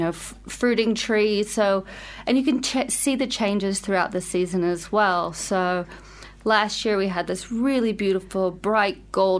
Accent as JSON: {"language": "English", "country": "United States", "moved": "as an adult", "lives_now": "Wellington, New Zealand", "said": "as an American"}